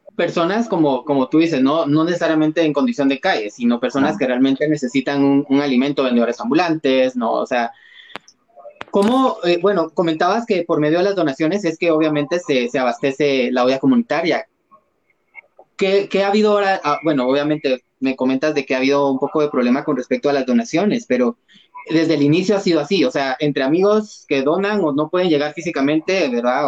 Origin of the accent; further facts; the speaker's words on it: Guatemala; en nuestros psiquis como guatemaltecos